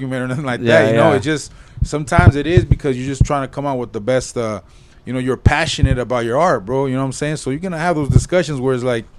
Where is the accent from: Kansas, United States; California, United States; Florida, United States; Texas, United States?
California, United States; Whittier; we're all from Whittier.